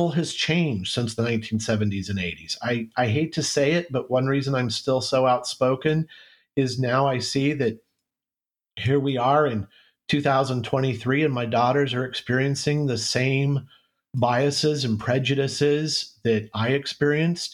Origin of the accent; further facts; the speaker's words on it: Central California, United States; moved away as an adult; also born or lived in Minnesota; And my wife and I were both born and raised in Central California